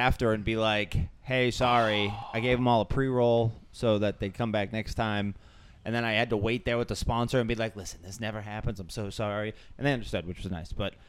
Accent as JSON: {"language": "English", "town": "Quincy", "region": "Massachusetts", "country": "United States", "said": "I'm from Quincy. They're like, \"I live in Quincy,\" and I'm like, \"You're the reason I can't live in my own town.\""}